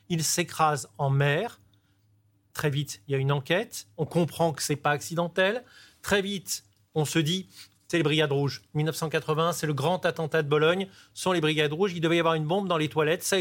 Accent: Nice, Provence-Alpes-Côte d'Azur, France; Moi, je suis niçois

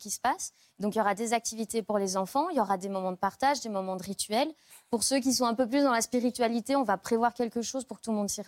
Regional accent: Brussels, Brussels-Capital Region, Belgium; Je suis bruxelloise.

